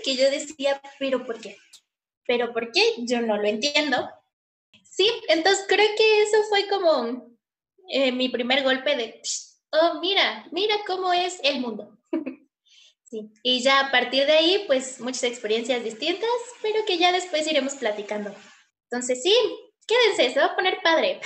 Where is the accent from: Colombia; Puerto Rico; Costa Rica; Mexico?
Mexico; Puebla; tengo 25 años, soy de Puebla